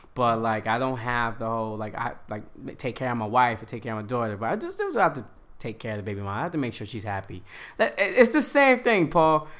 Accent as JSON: {"language": "English", "town": "Yonkers", "region": "New York", "country": "United States", "tie": "born or raised there", "said": "from Yonkers, Westchester"}